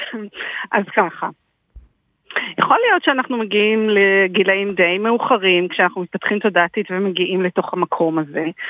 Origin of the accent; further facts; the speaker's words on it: Israel; אני גם בת לעם היהודי, אני גם ישראלית